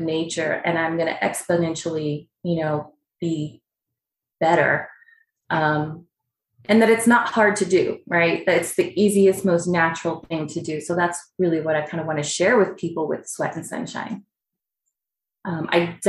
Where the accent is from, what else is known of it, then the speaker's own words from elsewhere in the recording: Palm Springs, California, United States; now in Arizona, United States; I grew up in Palm Springs, California